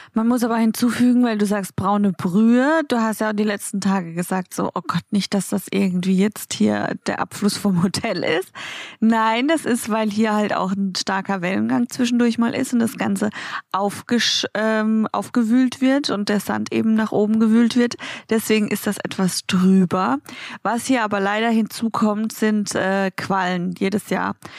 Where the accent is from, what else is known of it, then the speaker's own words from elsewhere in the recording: Baden-Baden, Baden-Württemberg, Germany; moved away; in Baden-Baden in meiner Heimat